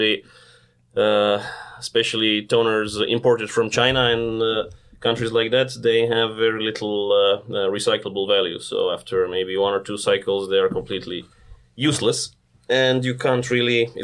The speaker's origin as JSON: {"language": "English", "town": "Zagreb", "region": "City of Zagreb", "country": "Croatia", "moved": "as an adult", "lives_now": "Ulsan, South Korea", "said": "I'm from Zagreb, Croatia, which is a relatively small country in Europe"}